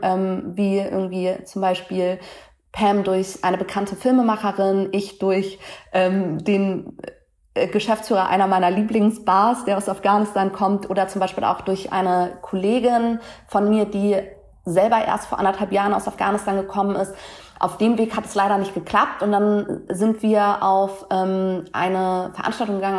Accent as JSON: {"language": "German", "region": "Hamburg", "country": "Germany", "tie": "born or raised there", "said": "als Hamburger Dirn, irgendwie born and raised in, in Deutschland"}